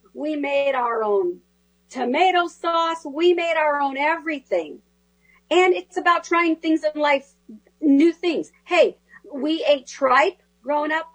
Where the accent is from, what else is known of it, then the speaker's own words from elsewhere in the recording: California, United States; the Spanish I learned growing up in California